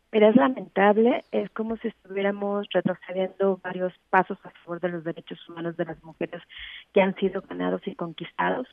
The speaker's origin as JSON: {"language": "Spanish", "country": "Mexico", "said": "nosotros implementarlo como Estado mexicano"}